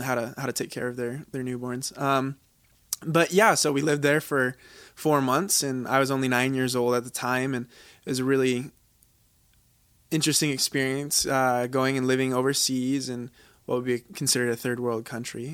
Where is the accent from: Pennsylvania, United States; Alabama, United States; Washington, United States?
Washington, United States; moved away as an adult; also born or lived in Utah; now in Laie, United States; originally, I'm from Washington, uh, the state